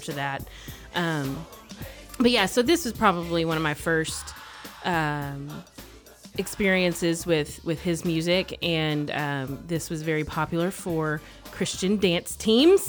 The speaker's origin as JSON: {"language": "English", "region": "Mississippi", "country": "United States", "tie": "born or raised there", "moved": "as an adult", "lives_now": "Texas, United States", "said": "I grew up in Mississippi. I lived there for ten years"}